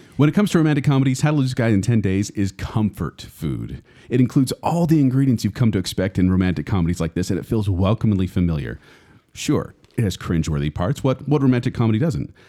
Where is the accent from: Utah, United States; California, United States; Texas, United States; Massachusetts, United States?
Utah, United States; we grew up in Utah